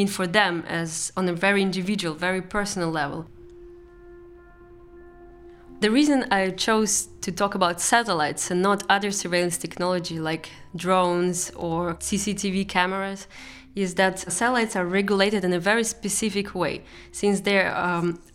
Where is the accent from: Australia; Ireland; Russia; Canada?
Russia; moved away; also born or lived in Eindhoven, Netherlands; I come from Russia